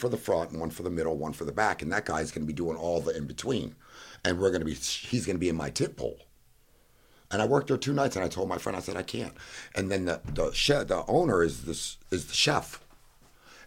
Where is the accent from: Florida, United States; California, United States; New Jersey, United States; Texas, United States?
Florida, United States; Fort Lauderdale; also born or lived in Miami; I was born in Miami, born in Fort Lauderdale, and raised.